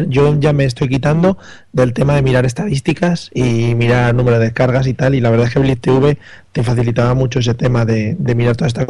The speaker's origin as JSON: {"language": "Spanish", "country": "Spain"}